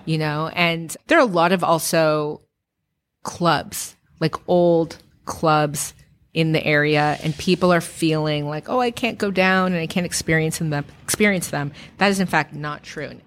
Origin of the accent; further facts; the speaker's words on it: San Francisco, California, United States; growing up in San Francisco